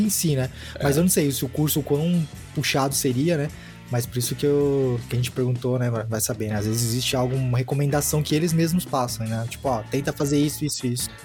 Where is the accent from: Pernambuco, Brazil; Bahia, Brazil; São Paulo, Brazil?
São Paulo, Brazil; moved away; eu sou de São Paulo, né, morar na, sou da capital, mas morei lá por muitos anos